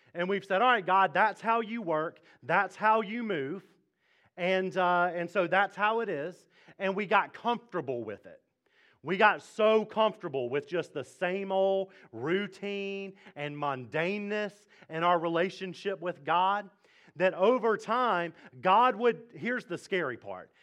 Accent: Mississippi, United States; now in Fredericksburg, United States; I am from Mississippi.

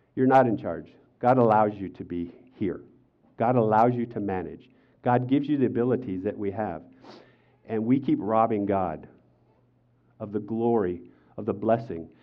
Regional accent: United States; I'm an American

